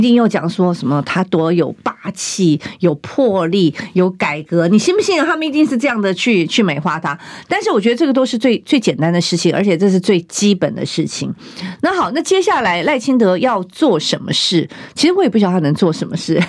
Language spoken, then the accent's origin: Chinese; Taiwan; 我们台湾人民